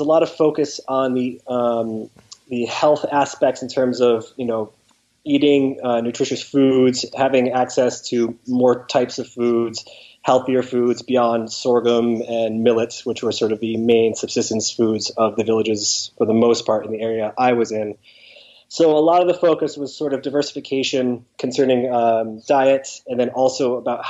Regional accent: Connecticut, United States; I'm originally from Connecticut. I grew up, from a young age through high school on the East Coast.

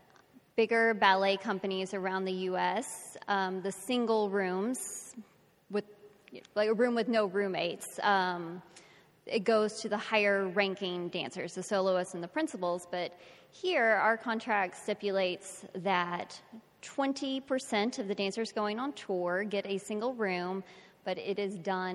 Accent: Texas, United States; I'm from Texas

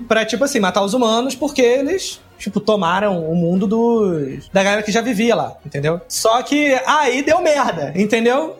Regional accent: Brazil; a gente como brasileiro

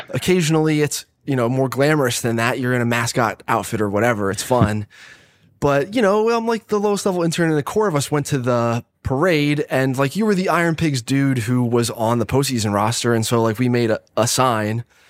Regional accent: Catasauqua, Pennsylvania, United States; also born or lived in Philadelphia; I was from Allentown, basically, one of the suburbs of Allentown, Cattasauqua

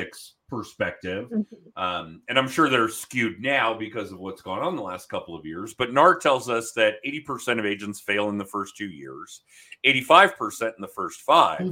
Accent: Denver, Colorado, United States; I grew up here in the Denver area

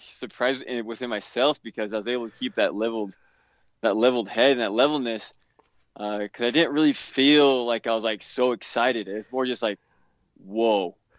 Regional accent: Utah, United States; I grew up here in Utah

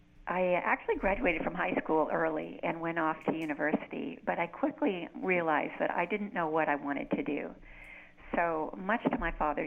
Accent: United States; moved away as an adult; now in Canada; I'm basically a suburban girl. I came from the States, and I have always lived around a big city. My father always worked in a big city like New York City or Los Angeles, Detroit, and now I'm living in a little hamlet in Ontario

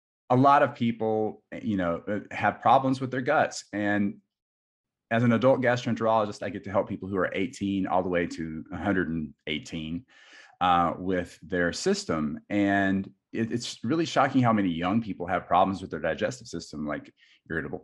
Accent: South Carolina, United States; moved away as an adult; also born or lived in Minnesota; I grew up in South Carolina

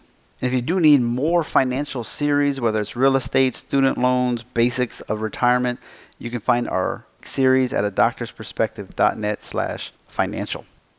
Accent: United States; now in Germany; I am American

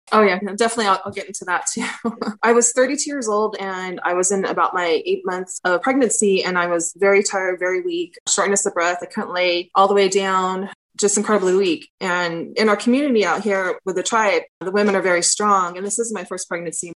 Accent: Iipay Nation of Santa Ysabel, San Diego County, California, United States; I'm from the Ipai Nation of San Isabel. My tribe is located in the mountains of San Diego

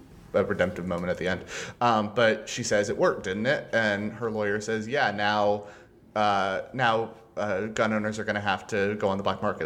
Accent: Texas, United States; I'm from Texas. I grew up with people who have traditions of guns in their family.

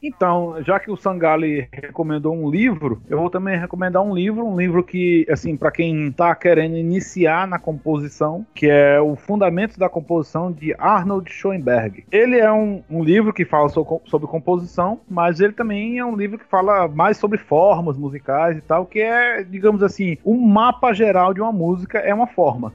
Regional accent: Ceará, Brazil; aqui no Ceará a gente chama, a gente tem a macaxeira e a gente tem a mandioca

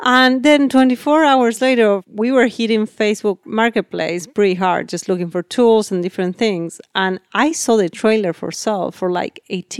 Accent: Maine, United States; I'm like, oh, we come from Maine.

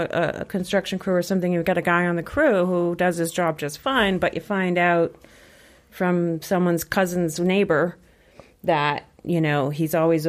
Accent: South Shore, Massachusetts, United States; like many other people, I grew up on the South Shore

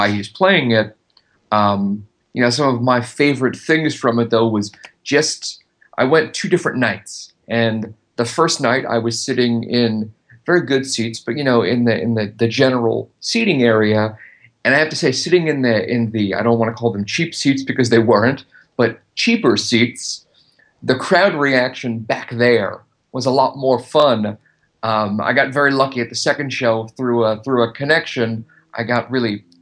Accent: Long Island, New York, United States; now in Los Angeles, United States; I grew up on Long Island

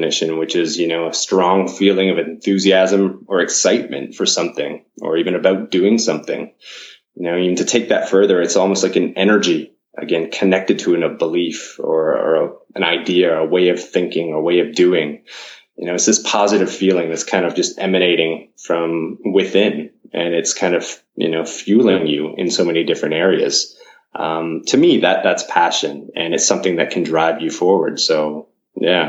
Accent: Canada; moved away as an adult; now in Japan; I've my heritage, I guess I'm Canadian, but I've been here within Japan mm-hmm. for about 15 years now

